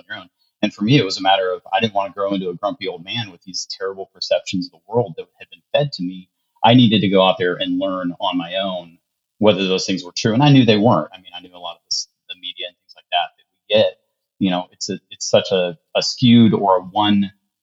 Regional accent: Ohio, United States; born or raised there; moved away as an adult; also born or lived in Charlotte, North Carolina

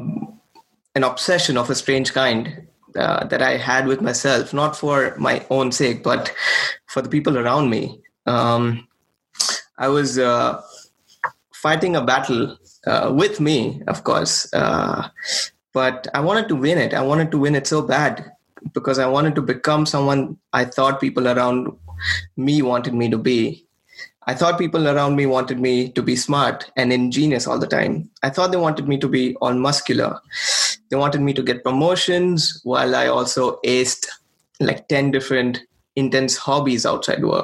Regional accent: India; moved away as an adult; now in Portland, United States; I was born and raised in India. I moved here about 6 years ago.

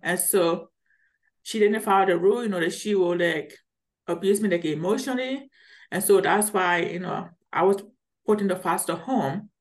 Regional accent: Liberia; now in Colorado, United States; I'm originally from Liberia, which is West Africa. So if you notice, I have a deep accent.

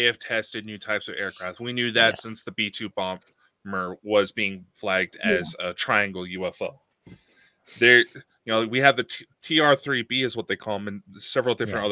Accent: United States; speaking as an American

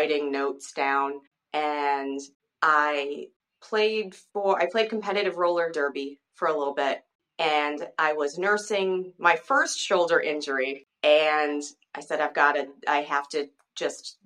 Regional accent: Chelsea, Massachusetts, United States; now in Derry, United States; I'm originally from Chelsea, Massachusetts

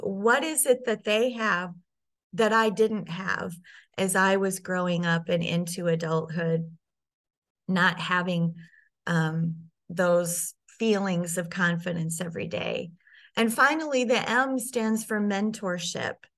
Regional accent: Sioux Falls, South Dakota, United States; I grew up in Sioux Falls, South Dakota, and spent most of my life there

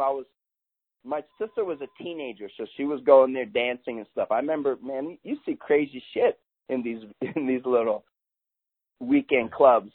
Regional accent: New York, United States; moved away; where I grew up in New York

